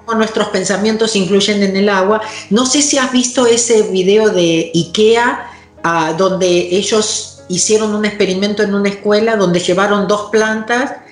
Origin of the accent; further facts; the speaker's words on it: Argentina; vengo de Argentina